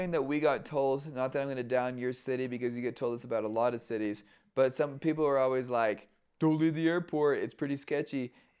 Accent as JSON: {"language": "English", "region": "Oklahoma", "country": "United States", "said": "we're from Oklahoma. We don't have nothing like this."}